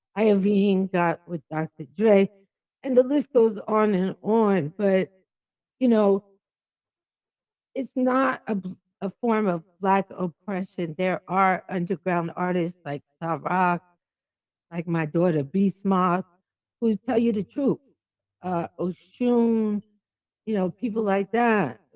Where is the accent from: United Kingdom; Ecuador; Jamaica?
Jamaica; I'm Jamaican